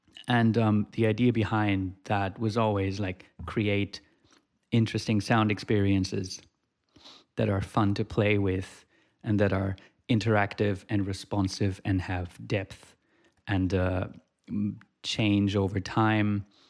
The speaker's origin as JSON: {"language": "English", "country": "Germany", "tie": "born or raised there", "also_born_or_lived": "Switzerland", "moved": "as an adult", "lives_now": "Australia", "said": "No, I grew up in Germany and finished high school there. And then moved to Switzerland to do a university degree in electronic music. And now I'm in Australia at the moment."}